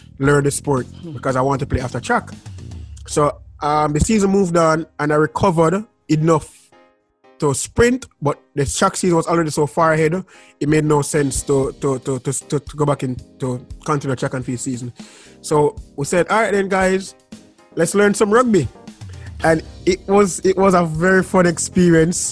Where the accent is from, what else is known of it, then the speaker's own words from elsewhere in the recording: Jamaica; I'm from Jamaica